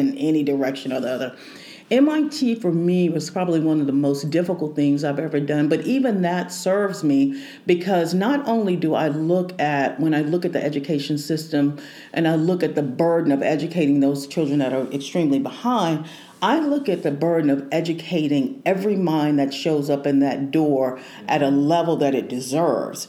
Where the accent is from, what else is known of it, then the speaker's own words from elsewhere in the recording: Houston, Texas, United States; moved away as an adult; now in Kansas City, United States; I'm from Houston